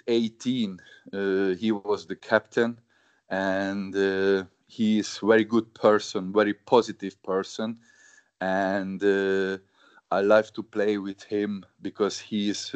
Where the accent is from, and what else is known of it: Hungary; born or raised there; English is a second language; moved away as an adult; also born or lived in Germany / England